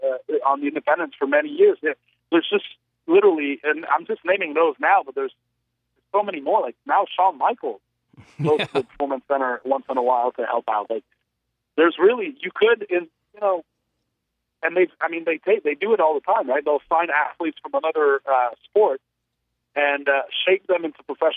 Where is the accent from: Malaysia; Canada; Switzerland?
Canada; I was from Canada as well